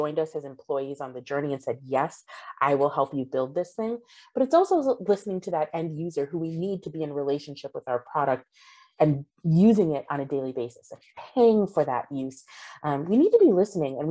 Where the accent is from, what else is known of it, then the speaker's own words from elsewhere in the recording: United States; pride in being an American